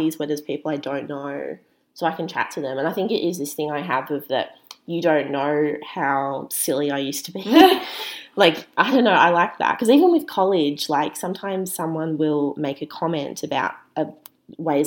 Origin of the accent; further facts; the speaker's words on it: Melbourne, Victoria, Australia; I grew up in Melbourne. I've never had the small town experience.